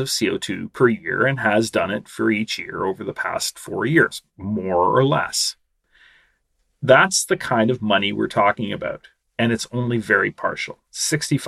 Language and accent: English; Canada; my home country, Canada.